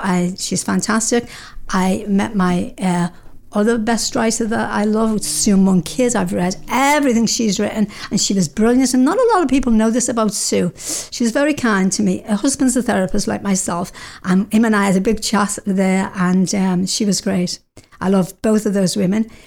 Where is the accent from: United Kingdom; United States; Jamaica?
United Kingdom; now in Canada; being a Brit